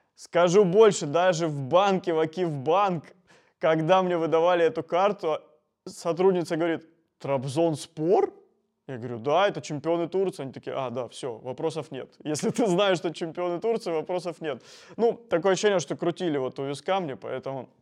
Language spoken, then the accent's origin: Russian; Rostov-on-Don, Rostov Oblast, Russia; я из Ростова-на-Дону